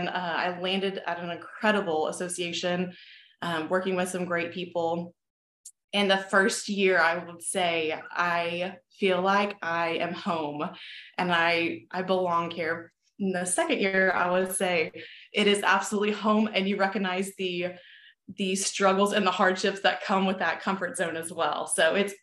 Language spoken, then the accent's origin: English; Texas, United States; I born and raised in Texas, still live here on my own little ranch now.